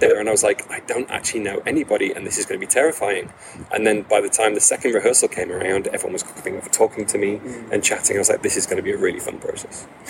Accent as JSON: {"language": "English", "town": "Bolton", "region": "North West England", "country": "United Kingdom", "tie": "born or raised there", "said": "I was born and raised in Bolton. Um, I'm, a Bol- I'm a Boltonian"}